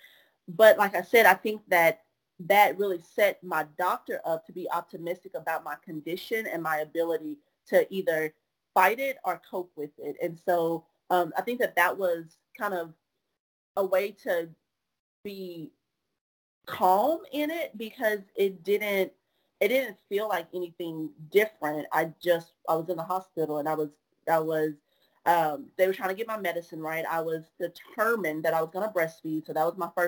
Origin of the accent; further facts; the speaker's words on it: Orange, Texas, United States; moved away; Hurricane Harvey was hitting my hometown, or was on its way to hit my hometown. So my mama had to leave my family back in Orange